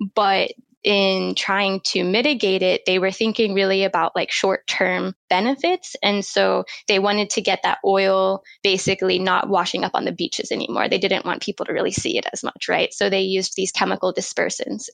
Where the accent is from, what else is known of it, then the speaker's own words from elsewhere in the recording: Florida, United States; now in Wellington, New Zealand; I grew up in Florida, which is a good place to get involved in the ocean for sure, mm, because mm, we're surrounded by the ocean there. I grew up on the Gulf Coast